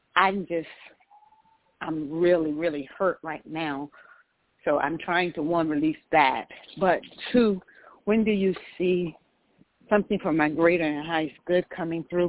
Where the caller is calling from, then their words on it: Georgia, United States; I'm calling from Georgia.